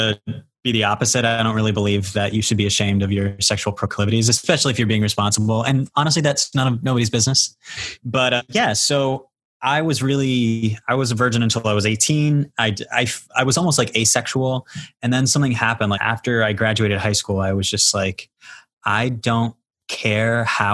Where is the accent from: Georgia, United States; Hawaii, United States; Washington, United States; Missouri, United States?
Georgia, United States; Augusta; also born or lived in Miami, Florida / Los Angeles, California; now in New York, United States; I'm from Augusta, Georgia.